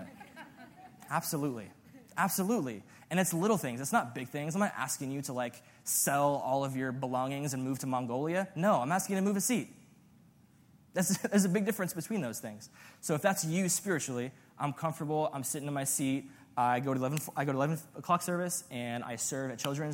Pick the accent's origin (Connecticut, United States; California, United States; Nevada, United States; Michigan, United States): Nevada, United States; Las Vegas; I'm from Vegas